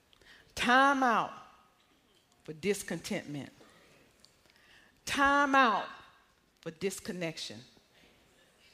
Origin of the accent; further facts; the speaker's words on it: Arkansas, United States; moved away; I came from Arkansas, country Arkansas